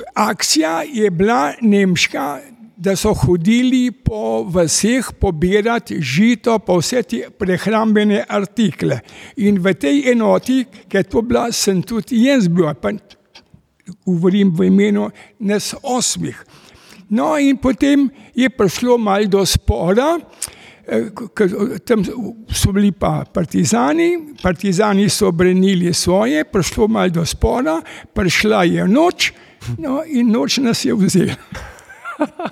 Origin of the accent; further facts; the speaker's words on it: Kamnik, Slovenia; also born or lived in Gorizia, Italy; se je oče odločil in preselili smo se v Slovenijo in ustavili smo se v Kamniku